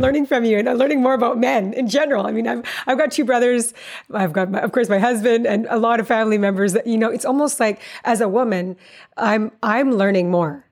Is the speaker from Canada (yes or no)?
yes; Calgary, Alberta, Canada; I'm Calgarian myself